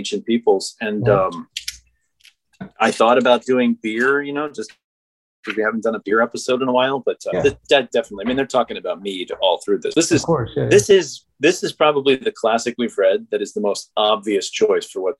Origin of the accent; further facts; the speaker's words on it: United States; as an American